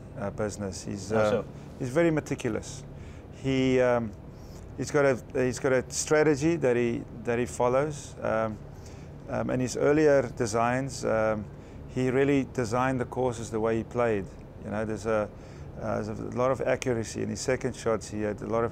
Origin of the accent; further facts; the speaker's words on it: Johannesburg, Gauteng, South Africa; I grew up in Johannesburg, South Africa